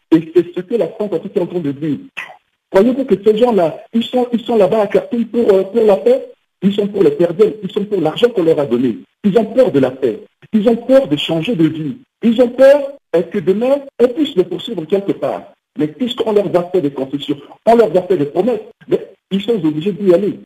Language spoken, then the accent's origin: French; Central African Republic; en tant que centrafricain